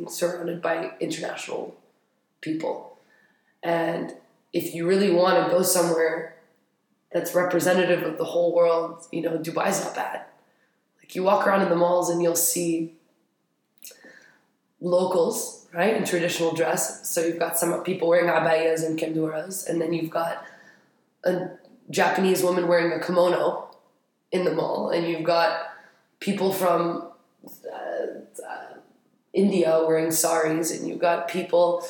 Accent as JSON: {"language": "English", "town": "Paris", "region": "Île-de-France", "country": "France", "tie": "born or raised there", "also_born_or_lived": "Madrid", "moved": "as an adult", "lives_now": "Abu Dhabi, United Arab Emirates", "said": "I grew up in Paris. I spent a quick semester in Madrid for college, but I've always been in Paris."}